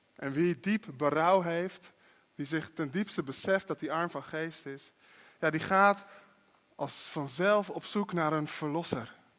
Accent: Netherlands; als Nederlanders

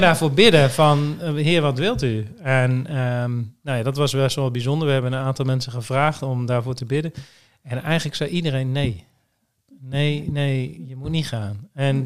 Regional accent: Groningen, Netherlands; moved away as an adult; also born or lived in Cambodia; now in Emmeloord, Netherlands; Ik ben geboren en getogen in Groningen, in de stad

